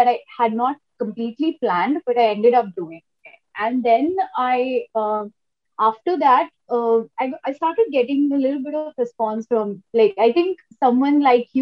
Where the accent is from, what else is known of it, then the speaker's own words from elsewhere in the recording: Kolkata, West Bengal, India; I am from Calcutta. and we used to, you know, hang out in maybe CCD